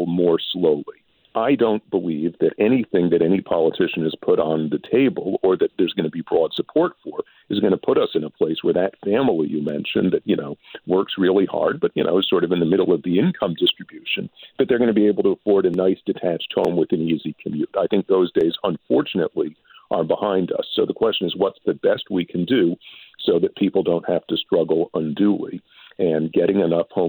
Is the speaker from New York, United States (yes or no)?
yes; New York City, New York, United States; now in Canada; I grew up in New York City